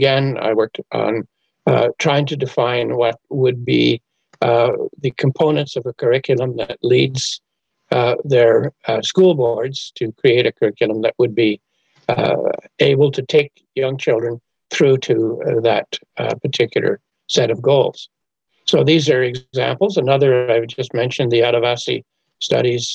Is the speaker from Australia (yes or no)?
no; Montreal, Quebec, Canada; now in Kingston, Canada; Montreal is my hometown.